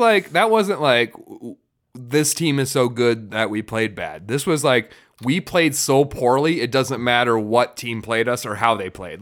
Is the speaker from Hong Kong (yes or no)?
no; Farmington, Minnesota, United States; we grew up in Farmington